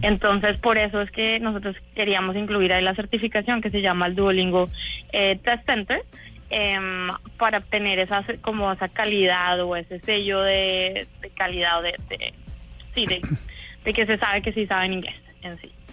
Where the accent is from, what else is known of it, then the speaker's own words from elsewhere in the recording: Colombia; now in San Francisco, United States; yo también soy colombiana, pero vivido hace mucho tiempo acá.